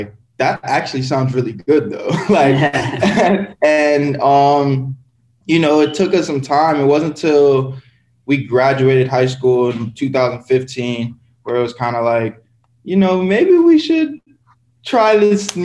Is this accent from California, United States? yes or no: no; Pembroke Pines, Florida, United States; I was in Pembroke Pines